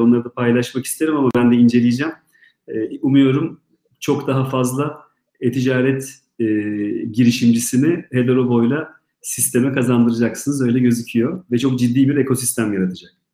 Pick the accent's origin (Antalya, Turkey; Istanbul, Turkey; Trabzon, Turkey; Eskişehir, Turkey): Istanbul, Turkey; ben İstanbul'da doğdum